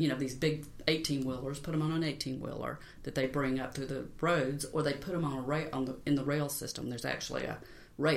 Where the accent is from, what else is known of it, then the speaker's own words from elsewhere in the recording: Gwinnett County, Georgia, United States; I was born in Gwinnett County